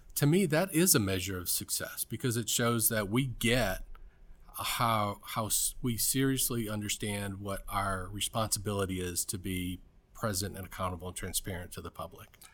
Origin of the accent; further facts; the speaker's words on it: Cleveland, Ohio, United States; moved away; also born or lived in Atlanta / Washington, D.C.; I'm from Cleveland, Ohio.